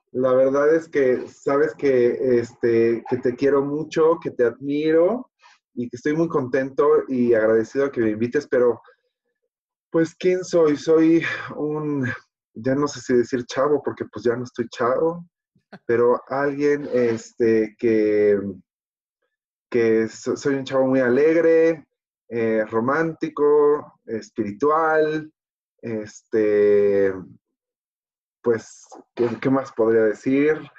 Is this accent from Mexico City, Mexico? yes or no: yes; Mexico City, Mexico; Soy de la Ciudad de México, este, y aquí he vivido, la verdad, siempre